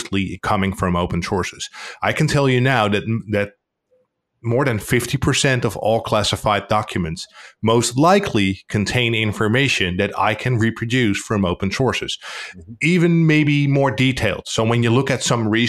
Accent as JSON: {"language": "English", "country": "Netherlands", "said": "I'm from the Netherlands."}